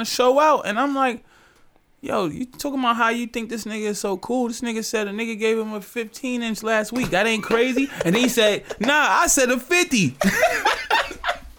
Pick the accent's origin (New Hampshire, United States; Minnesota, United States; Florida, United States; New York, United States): New York, United States; I'm from New York